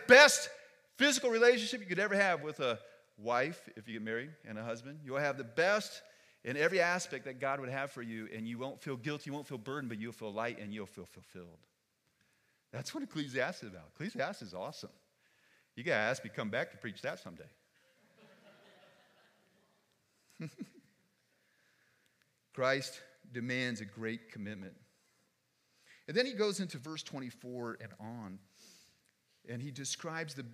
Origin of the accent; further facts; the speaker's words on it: United States; I'm an American, foolish American.